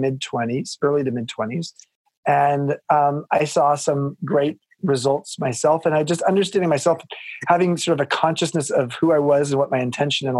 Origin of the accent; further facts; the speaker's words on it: Long Beach, California, United States; I grew up in Southern California in a place called Long Beach